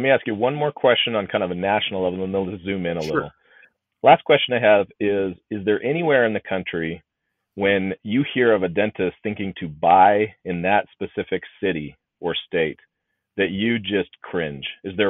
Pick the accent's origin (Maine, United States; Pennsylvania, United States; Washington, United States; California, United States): Washington, United States; Seattle; also born or lived in Chicago; I lived in Chicago, a great place. And I lived in Seattle. I grew up in Seattle